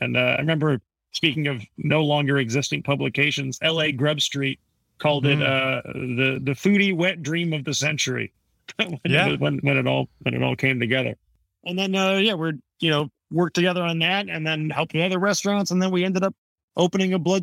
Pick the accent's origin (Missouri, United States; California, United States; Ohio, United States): California, United States; Santa Monica; I grew up in Santa Monica